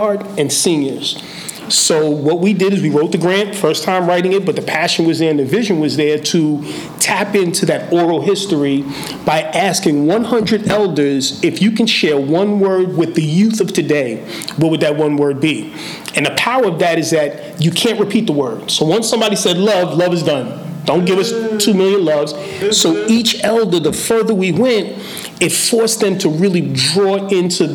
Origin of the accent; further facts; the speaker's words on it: New York City, New York, United States; I'm from the Boogie Down